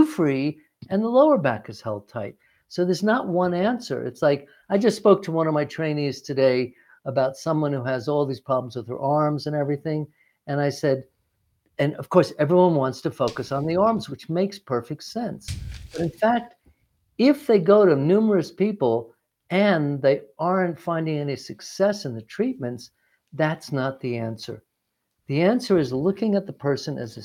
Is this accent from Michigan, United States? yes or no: no; New York, United States; moved away; I grew up in New York